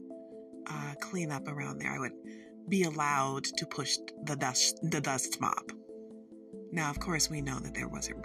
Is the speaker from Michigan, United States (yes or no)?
yes; Michigan, United States; we're from Michigan